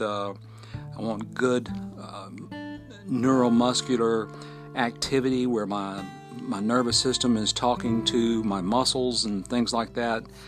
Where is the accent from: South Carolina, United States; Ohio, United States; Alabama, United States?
Alabama, United States; Fort Payne; recording from my hometown, Fort Payne, Alabama, at the foot of Lookout Mountain.